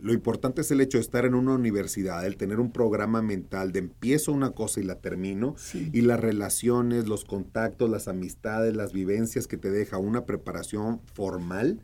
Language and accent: Spanish; Hermosillo, Sonora, Mexico; accent: norteño; now in Mexico City, Mexico; yo nací en Hermosillo, Sonora